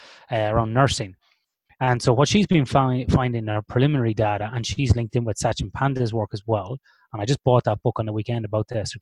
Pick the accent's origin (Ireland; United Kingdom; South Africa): Ireland; We are born and bred in the land of alcoholics